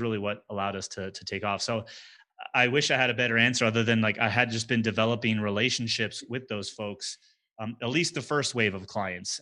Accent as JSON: {"language": "English", "region": "New Jersey", "country": "United States", "tie": "born or raised there", "moved": "as an adult", "lives_now": "Denver, United States", "said": "I grew up in New Jersey in the United States"}